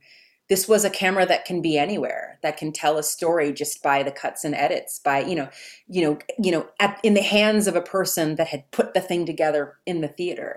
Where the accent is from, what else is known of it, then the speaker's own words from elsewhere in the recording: Texas, United States; I grew up in Texas in the 80s